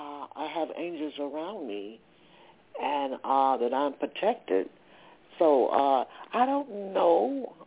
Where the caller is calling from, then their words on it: Atlanta, Georgia, United States; Georgia, Atlanta.